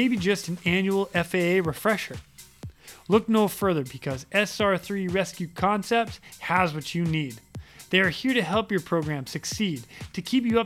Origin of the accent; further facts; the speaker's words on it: central Massachusetts, United States; We grew up in Massachusetts together, but we never knew each other because you're from real Boston and I'm from like central Mass